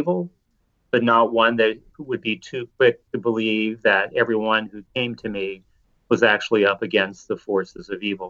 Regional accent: Indianapolis, Indiana, United States; I grew up in Indianapolis in the state of Indiana

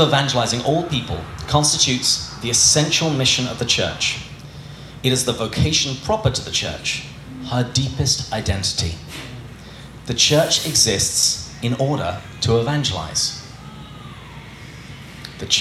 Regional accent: England, United Kingdom; growing up in England

